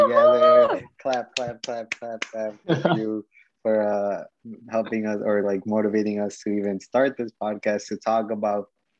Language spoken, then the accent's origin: English; West New York, New Jersey, United States; also born or lived in Mexico; I'm from West New York. So I grew up in West New York over there. I'm from Mexico.